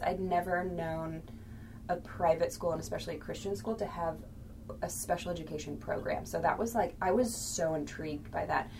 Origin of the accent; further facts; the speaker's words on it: St. Louis, Missouri, United States; I grew up in St. Louis and attended a public school, Brentwood